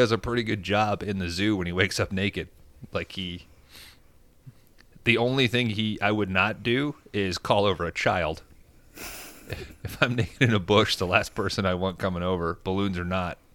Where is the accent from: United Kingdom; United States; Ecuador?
United Kingdom; England; Like, oh, I'm I'm from England. I know how these fuckers are.